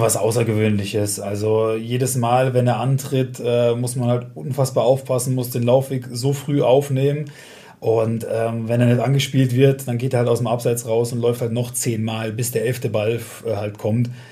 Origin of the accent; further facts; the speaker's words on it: Westerwald, Rhineland-Palatinate, Germany; ich komme aus dem Westerwald, also aus dem nördlichsten Teil von Rheinland-Pfalz